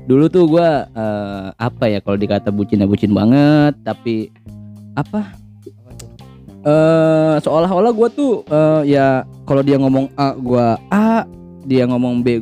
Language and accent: Indonesian; West Java, Indonesia; maaf kita ini orang Sunda ini